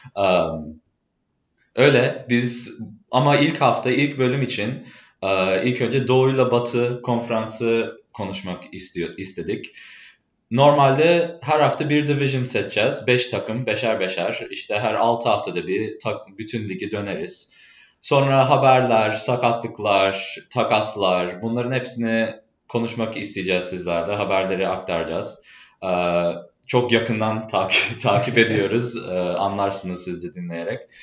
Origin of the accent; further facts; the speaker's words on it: Chicago, Illinois, United States; Turkish is a second language; moved away as an adult; now in Boston, United States; Ben asıl doğma büyüme Chicago'luyum. O yüzden Türkçemde bazı kelimeler farklı gelebilir.